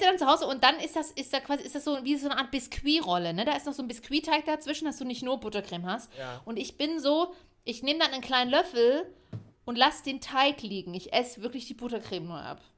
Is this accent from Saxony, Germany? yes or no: yes; Leipzig, Saxony, Germany; ich bin Leipzigerin.